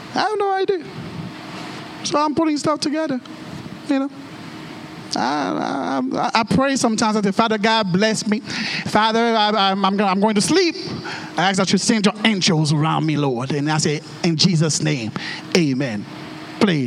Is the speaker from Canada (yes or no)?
no; Haiti; English is a second language; moved away; I was born and raised in the 509. Yeah, which is a fancy way to say that I was born in Haiti.